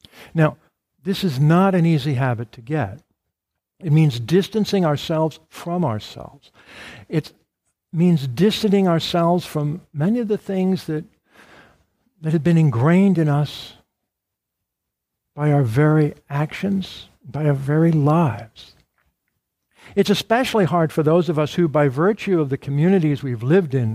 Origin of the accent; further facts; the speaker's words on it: Arlington, Virginia, United States; I grew up here in Arlington